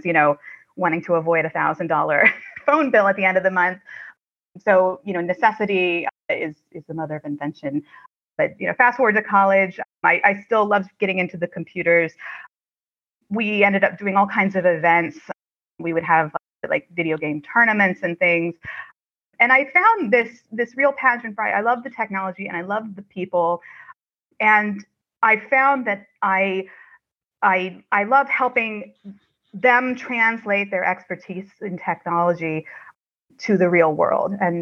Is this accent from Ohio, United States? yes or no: yes; Ohio, United States; that is where I'm from. I'm from Ohio.